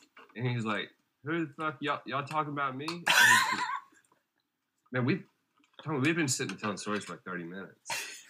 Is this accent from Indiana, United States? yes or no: no; LaGrange, Georgia, United States; So I'm back in my hometown, LaGrange, Georgia